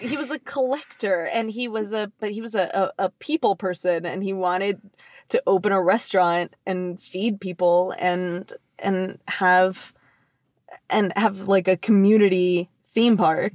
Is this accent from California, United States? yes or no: yes; Long Beach, California, United States; I was born in Long Beach. I hmm. grew mm. up in Long Beach